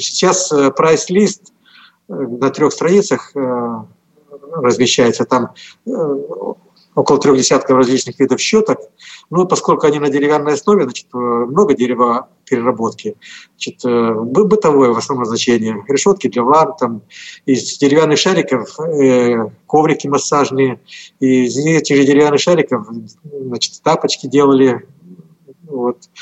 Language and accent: Russian; Komi Republic, Russia; я здесь родился и вырос